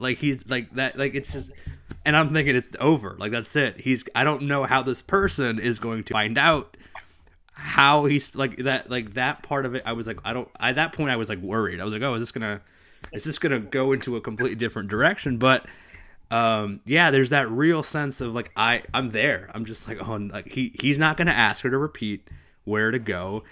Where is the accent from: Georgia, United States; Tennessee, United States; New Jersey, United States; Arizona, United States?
New Jersey, United States; growing up in Jersey